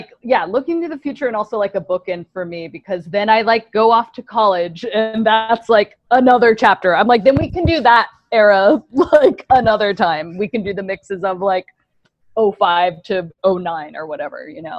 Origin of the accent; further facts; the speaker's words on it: Woodbridge, Virginia, United States; I'm from Northern Virginia, a place called Woodbridge, Virginia, kind of outside of Washington, D.C.